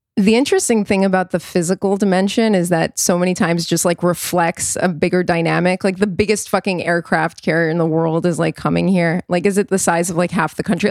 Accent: New York, United States; I was born in New York, I was born into all

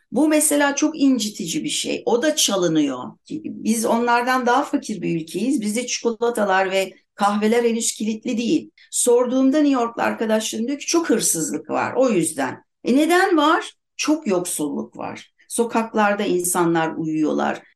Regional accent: Turkey; Biz çocukluğumuzdan beri hep depremden korkarak Türkiye'de büyüdük

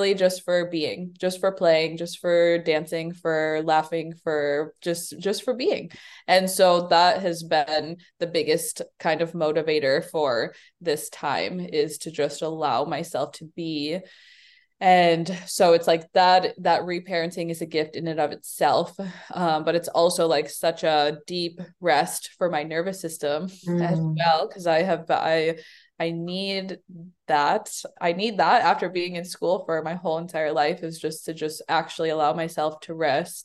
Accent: Chicago, Illinois, United States; I was born in the South Side of Chicago

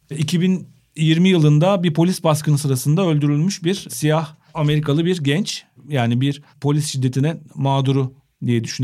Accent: Turkey; Gerçek Türk'üm

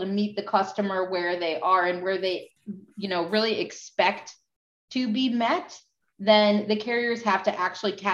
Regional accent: New York, United States; I am from New York.

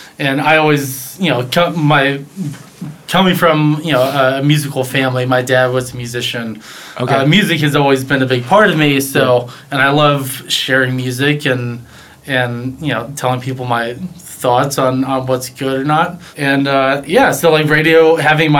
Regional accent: Nashville, Tennessee, United States; growing up in Nashville

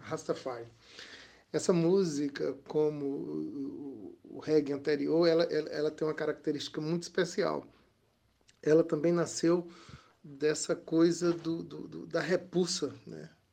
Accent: Campina Grande, Paraíba, Brazil; now in João Pessoa, Brazil; Campina Grande, né? a cidade onde eu nasci, em origem, e a cidade que eu adotei para morar

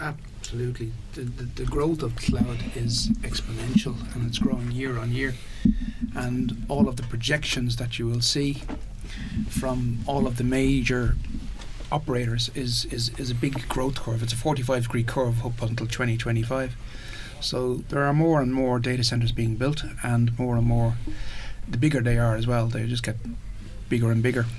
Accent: Ireland; we did what we always do as Irish

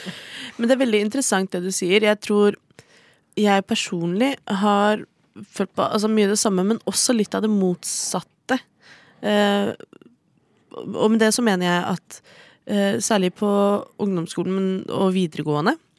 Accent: Oslo, Norway; Jeg er fra Oslo.

